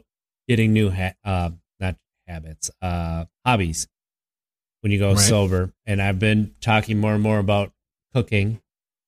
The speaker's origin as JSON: {"language": "English", "region": "Wisconsin", "country": "United States", "said": "I'm from Wisconsin"}